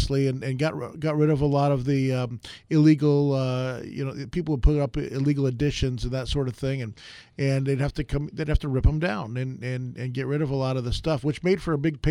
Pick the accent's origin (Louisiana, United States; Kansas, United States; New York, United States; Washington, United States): New York, United States; moved away; I grew up in New York